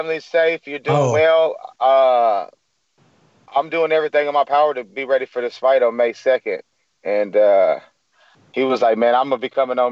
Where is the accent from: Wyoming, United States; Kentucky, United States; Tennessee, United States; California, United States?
Tennessee, United States; Clarksville; Tennessee, Clarksville, Tennessee